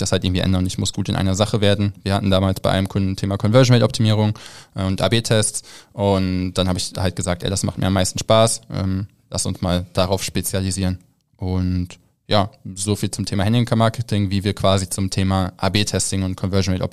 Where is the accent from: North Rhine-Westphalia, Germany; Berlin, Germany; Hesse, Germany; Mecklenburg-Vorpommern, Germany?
North Rhine-Westphalia, Germany; Rheine; Ich bin in, in Rheine aufgewachsen, falls das irgendjemand was sagt.